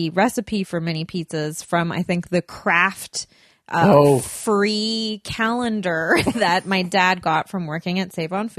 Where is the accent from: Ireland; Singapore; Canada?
Canada; Burnaby, British Columbia; moved away; because I grew up in Burnaby. Weirdly, in North Burnaby, we'd truck over to Metrotown.